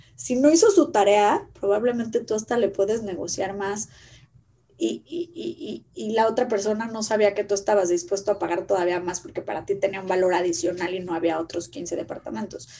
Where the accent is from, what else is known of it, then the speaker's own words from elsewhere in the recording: Mexico; como mexicanos